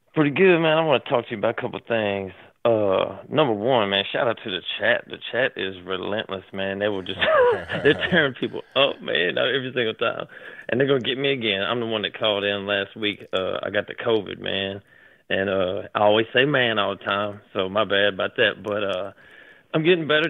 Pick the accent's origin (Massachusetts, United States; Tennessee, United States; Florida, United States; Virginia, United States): Tennessee, United States; Nashville; I've been born and raised in Nashville, Tennessee when I was a kid